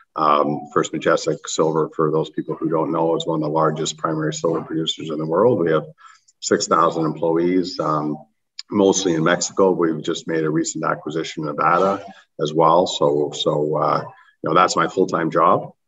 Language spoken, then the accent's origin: English; Canada; I'm a Canadian